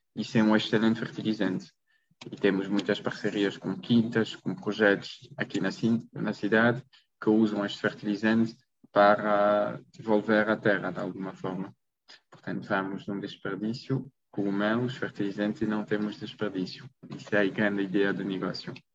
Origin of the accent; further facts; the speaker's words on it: Belgium; Portuguese is a second language; moved away as an adult; also born or lived in Maastricht, Netherlands; now in Portugal; sou da Bélgica, não sou português